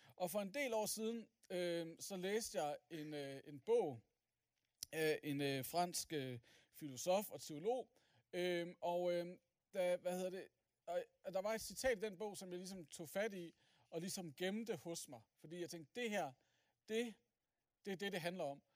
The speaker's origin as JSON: {"language": "Danish", "town": "Aalborg", "region": "North Denmark Region", "country": "Denmark", "said": "jeg er som sagt fra Aalborg"}